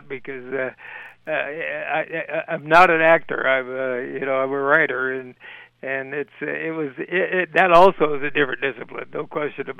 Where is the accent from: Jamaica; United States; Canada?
United States; Bakersfield, California; moved away as an adult; now in Missoula, United States; I was born in Bakersfield, California. I got out of there to here 27 years ago